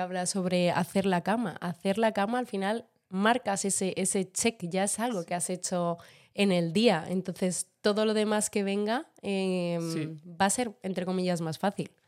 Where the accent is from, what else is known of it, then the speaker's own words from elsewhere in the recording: Madrid, Community of Madrid, Spain; also born or lived in Venezuela; yo nací en Venezuela, eh, pero llevo toda mi vida en Madrid, como podéis notar eh, por mi acento. No tengo, tengo cero acento venezolano